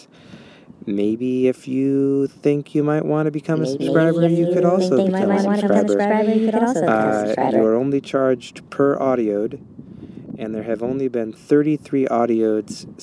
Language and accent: English; Midwest, United States; a white man from the Midwest